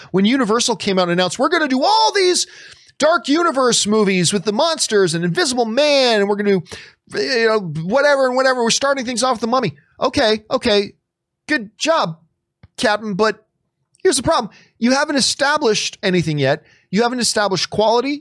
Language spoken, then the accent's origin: English; Canada; moved away; I'm very, very proud of my Italian heritage, and I very much enjoy this country that I live in right now